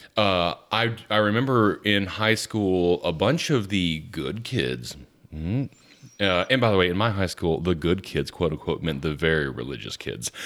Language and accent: English; the South, United States; I'm from the South.